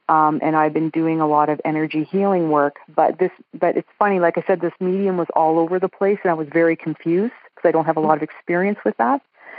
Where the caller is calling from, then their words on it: Edmonton, Alberta, Canada; I'm calling from Edmonton, Alberta, Canada.